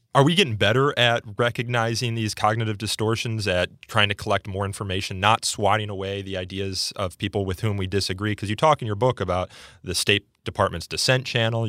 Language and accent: English; suburban Chicago, Illinois, United States; my community in suburban Chicago